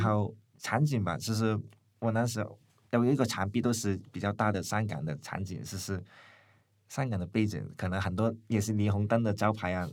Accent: Hong Kong; moved away as an adult; now in Taiwan; 读完书，在台湾读书了，呃，早上回香港开店

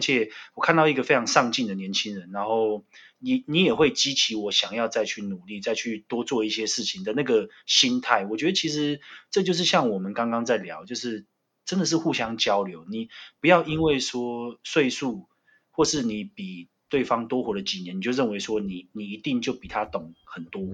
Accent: Taiwan; 我们是台湾人

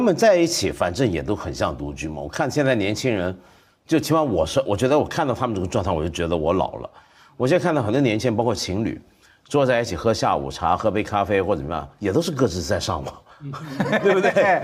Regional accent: Hong Kong; 我们香港人不喝二锅头啊

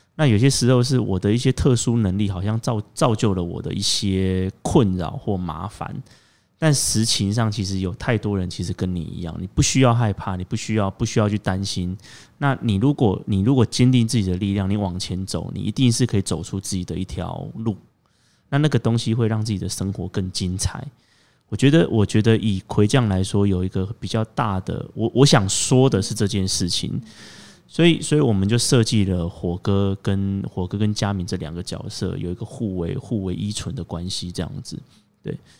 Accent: Taiwan; 尤其又跟我们台湾人民的生活这么契合

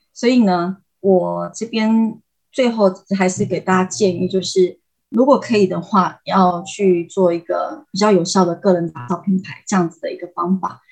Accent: Taiwan; moved away as an adult; also born or lived in Tainan, Taiwan; now in Vietnam; 我们台湾人

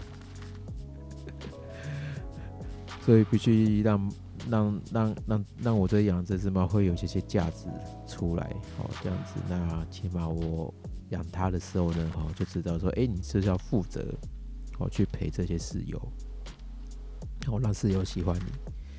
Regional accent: Taiwan; 我这个是讲给我们，我们台湾这边

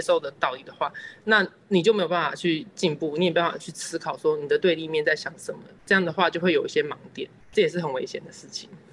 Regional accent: Taiwan; 我是来自台湾的老百姓，是一个，呃，就是，呃，很关心社会议题的公民

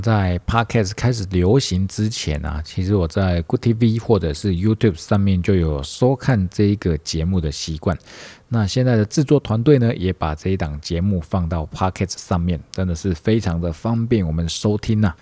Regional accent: Tainan, Taiwan; 身为台南人的我们

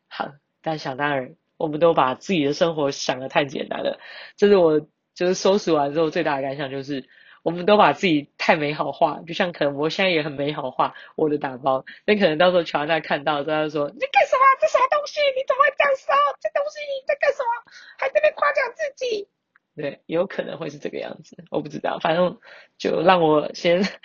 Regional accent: Banqiao, New Taipei, Taiwan; 板桥是我的故乡

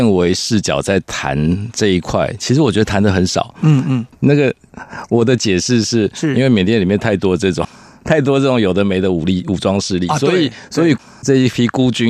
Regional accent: Taiwan; 因为我们从小在台湾

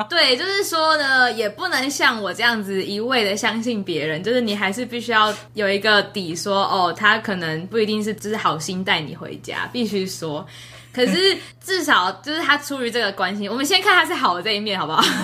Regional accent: Taiwan; now in Oregon, United States; 我台湾人爱台湾呢

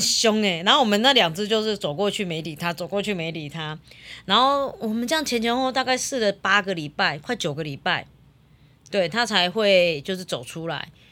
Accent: Yunlin County, Taiwan; 我们乡下嘛，那边嗯，我们嗯。云林比较多猪圈

